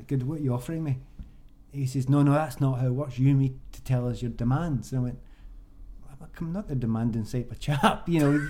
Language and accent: English; Glasgow, Scotland, United Kingdom; moved away; I came from the East End of Glasgow